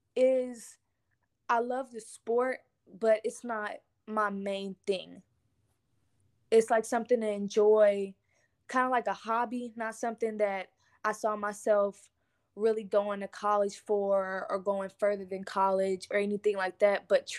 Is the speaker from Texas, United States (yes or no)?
yes; Lancaster, Texas, United States; also born or lived in Houston / Beaumont / Dallas; I am from Lancaster, Texas, which is in Dallas, Texas. But I was not raised in Dallas. I've been raised in three different cities, which is Houston, Beaumont, and Dallas. I'm 17 years old